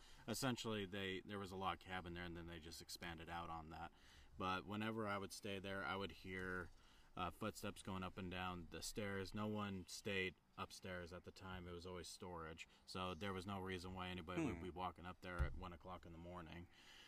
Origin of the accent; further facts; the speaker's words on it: Preston, Idaho, United States; Up in Preston, Idaho.